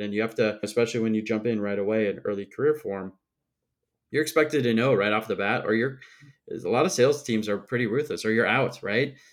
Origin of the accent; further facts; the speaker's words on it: Midwest, United States; I'm obviously from the Midwest, too